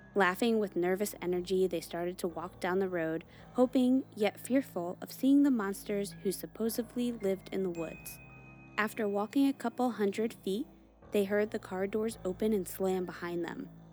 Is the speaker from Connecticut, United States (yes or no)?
yes; Connecticut, United States; I grew up in Connecticut, and I grew up in this area where the, it's like a hot spot for Melinheads.